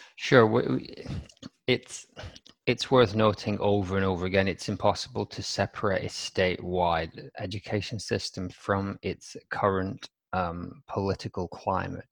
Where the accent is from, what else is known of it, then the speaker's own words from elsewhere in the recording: Wigan, North West England, United Kingdom; my hometown's, uh, Wigan